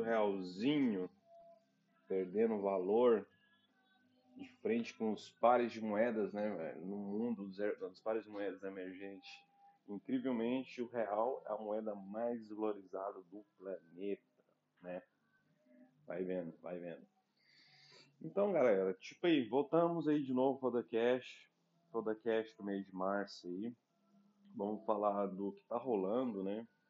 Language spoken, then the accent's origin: Portuguese; Brazil; moved away; sendo brasileiro num país